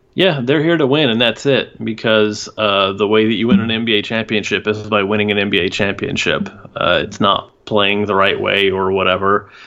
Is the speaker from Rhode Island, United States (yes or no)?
no; Houston, Texas, United States; now in Austin, United States; I was born and raised in Houston, and I didn't move here until oh eight.